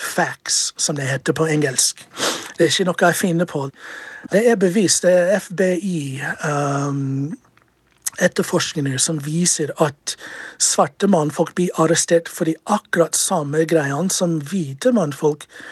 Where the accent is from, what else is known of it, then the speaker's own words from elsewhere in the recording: United States; moved away as an adult; also born or lived in Chicago; now in Norway; Jeg har bodd her i Norge siden 2002. Eh, jeg kommer fra USA og er en tidligere politimann i USA